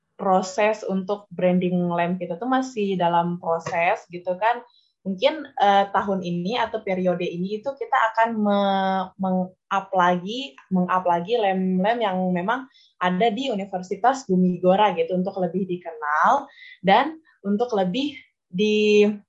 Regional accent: Aikmel, West Nusa Tenggara, Indonesia; moved away as an adult; now in Mataram, Indonesia; saya ini berasal dari Lombok Timur, Aikmal khususnya

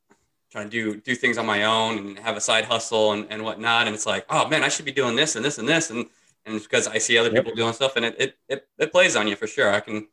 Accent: Indiana, United States; moved away; I'm originally from Indiana.

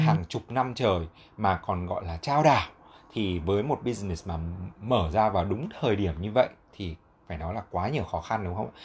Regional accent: Hanoi, Vietnam; moved away as an adult; mình là lớn lên ở Việt Nam

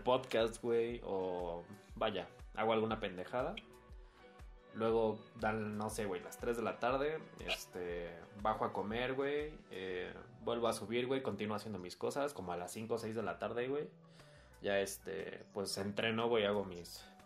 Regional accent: Mexico; sigo estando en mi casa, güey, sigo estando en mi país

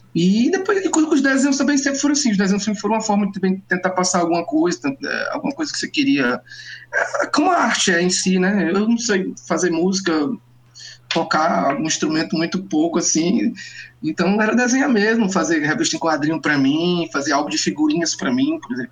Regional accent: Ceará, Brazil; eu, mesmo cearense

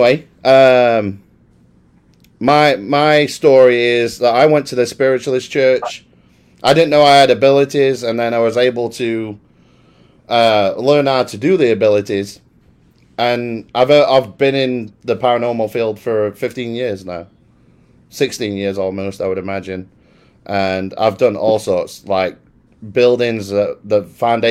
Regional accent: Worksop, East Midlands, United Kingdom; now in Dallas, United States; I'm originally from a little town called Worksop

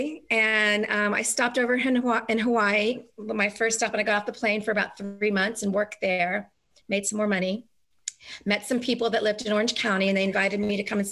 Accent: New Zealand; moved away; I was from New Zealand

